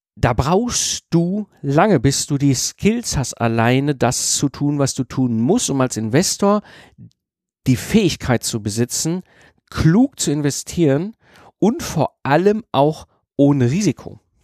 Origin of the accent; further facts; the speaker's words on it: Ruhr area, North Rhine-Westphalia, Germany; ich wurde halt als Kind im Ruhrpott in E hineingeboren. Ne? Also, ne, wenn du im Ruhrpott groß wirst